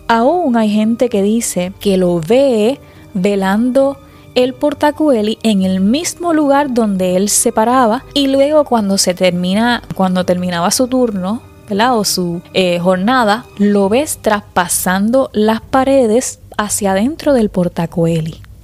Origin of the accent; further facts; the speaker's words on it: Puerto Rico; siendo puertorriqueña